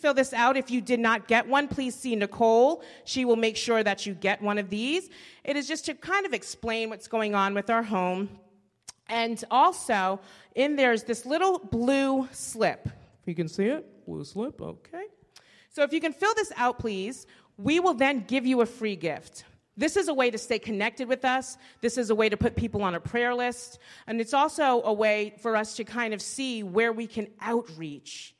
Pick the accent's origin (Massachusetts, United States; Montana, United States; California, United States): Massachusetts, United States; Boston; I am actually from Boston